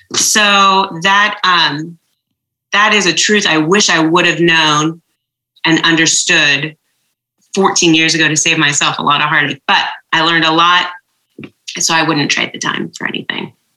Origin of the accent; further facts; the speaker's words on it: just outside of Portland, Oregon, United States; also born or lived in Jordan; we grew up uh, primarily in Oregon, um, just outside of Portland.